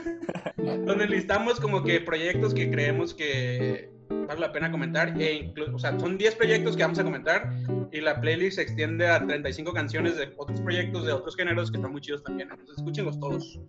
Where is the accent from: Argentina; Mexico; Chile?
Mexico; Tijuana, Baja California; moved away as an adult; now in Mexico City, Mexico; soy de Tijuana, pero vivo en la Ciudad de México hace dos años